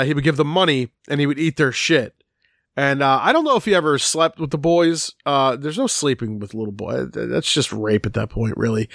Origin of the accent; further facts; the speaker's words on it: Philadelphia, Pennsylvania, United States; I grew up in Philadelphia